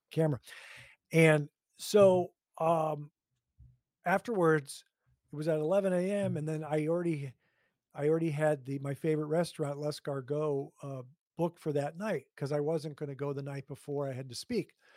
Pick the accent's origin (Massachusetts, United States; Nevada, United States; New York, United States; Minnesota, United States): Minnesota, United States; Hastings; also born or lived in New Jersey; we moved from New Jersey to Hastings, Minnesota. And my my brother and sister were in school, and I was not yet in kindergarten